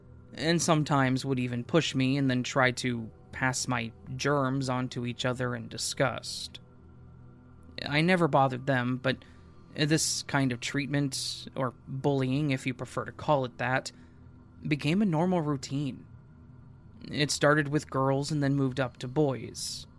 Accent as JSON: {"language": "English", "town": "Fort Lewis", "region": "Washington", "country": "United States", "tie": "born or raised there", "said": "I was born in Fort Lewis, Washington, in February of 1980. My father was in the U.S. Army, so we moved to Fort Huachuca, Arizona, when I was about a year and a half old."}